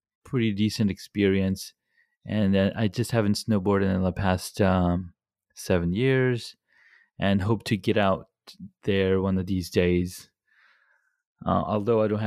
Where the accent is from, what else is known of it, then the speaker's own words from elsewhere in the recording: California, United States; I grew up in California